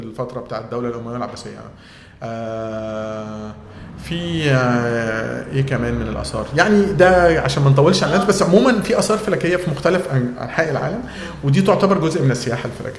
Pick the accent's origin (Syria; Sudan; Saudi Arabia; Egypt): Egypt; عندنا في مصر